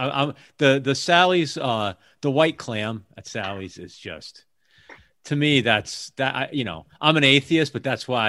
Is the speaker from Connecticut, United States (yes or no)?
yes; Hamden, Connecticut, United States; moved away as an adult; I saw that you did some time in New Haven. That's where I'm from originally. I'm from Hamden, actually.